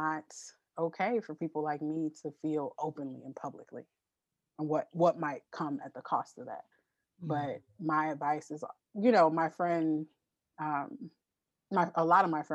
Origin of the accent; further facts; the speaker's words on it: Los Angeles, California, United States; the street that I grew up on in Los Angeles